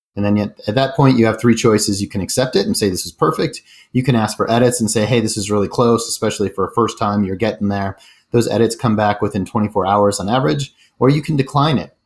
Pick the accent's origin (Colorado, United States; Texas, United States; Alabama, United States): Colorado, United States; Denver; moved away as an adult; also born or lived in San Francisco / Chicago / Rio de Janeiro / Santiago, Chile; I grew up in Denver, Colorado, which is where I live again